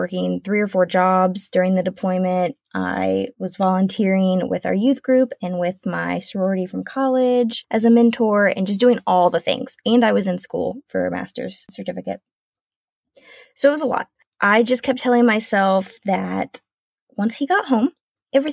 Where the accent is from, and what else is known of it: South Carolina, United States; moved away as an adult; now in Washington State, United States